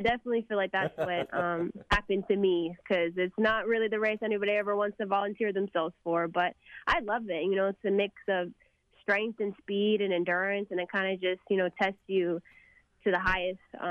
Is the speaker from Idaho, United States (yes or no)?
no; McKinney, Texas, United States; I love my hometown of McKinney.